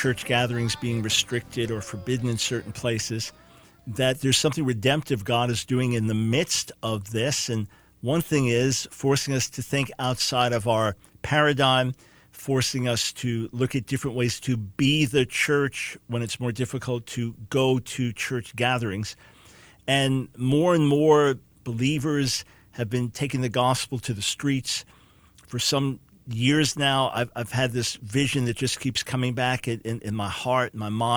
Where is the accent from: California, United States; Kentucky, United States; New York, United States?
New York, United States; Long Island; moved away; also born or lived in Smithtown; I'm born in New York City, raised on Long Island